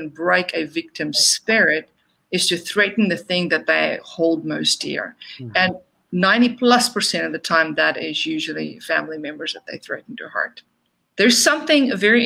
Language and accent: English; South Africa; moved away; I was born and raised in South Africa